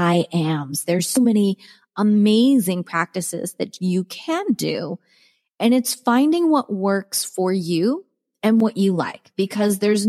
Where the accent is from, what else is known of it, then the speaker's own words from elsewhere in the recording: Cape Cod, Massachusetts, United States; moved away; also born or lived in Maryland / Rhode Island / Arizona; I grew up on Cape Cod. I went to school in Rhode Island on the ocean. With that, I was born in Maryland